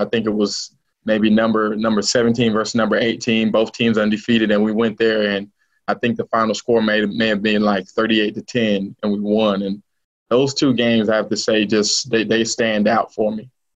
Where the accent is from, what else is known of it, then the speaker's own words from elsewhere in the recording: Miami, Florida, United States; the city that I grew up